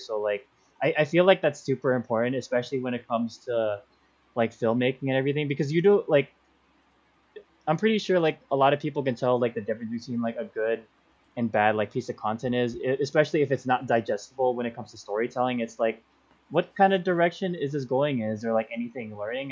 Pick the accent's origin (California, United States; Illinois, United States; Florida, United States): California, United States; also born or lived in Philippines; I've been here basically my whole life